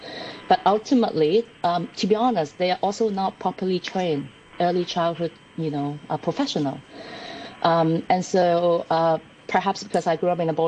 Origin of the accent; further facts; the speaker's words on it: Canada; now in Hong Kong; I grew up in Canada